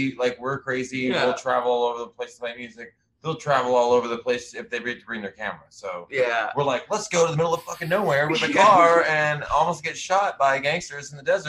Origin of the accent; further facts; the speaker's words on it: Amarillo, Texas, United States; a very tiny town, my hometown, in the Bible Belt of Texas, called Amarillo, Texas.